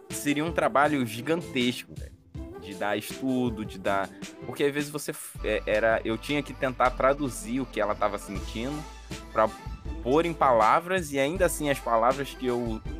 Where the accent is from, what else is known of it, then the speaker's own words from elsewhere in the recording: Rio de Janeiro, Brazil; now in Natal, Brazil; É, senti muito isso quando eu cheguei aqui em Natal, que eu vim do Rio e, tipo, é, 10 anos atrás, que eu tô aqui há 10 anos